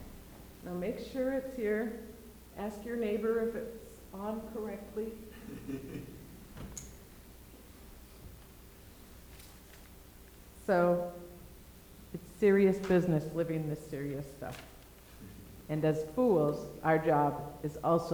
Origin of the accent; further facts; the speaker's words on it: Minnesota, United States; moved away; I grew up in Minnesota, small town in Minnesota